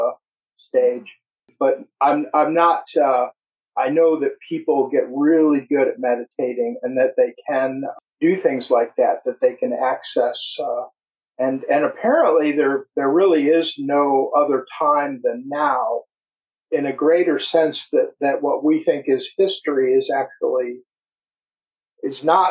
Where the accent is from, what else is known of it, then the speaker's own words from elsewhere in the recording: United States; also born or lived in Upper Peninsula of Michigan / Florida / Appalachia; I'm an American